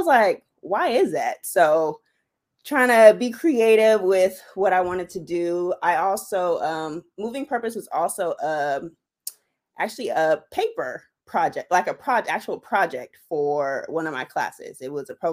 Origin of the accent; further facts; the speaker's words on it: Riverside, California, United States; also born or lived in Chicago; I'm from the Inland Empire, born and raised in Riverside, currently live in Rancho Cucamonga.